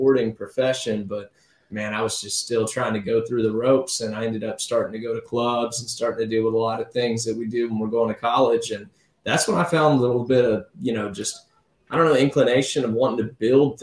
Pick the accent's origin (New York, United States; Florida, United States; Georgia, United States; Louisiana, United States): Florida, United States; Navarre; also born or lived in Pensacola, Florida; here in Navarre, enjoying the beach, got to take on a job, which got me out of high school like 4 hours early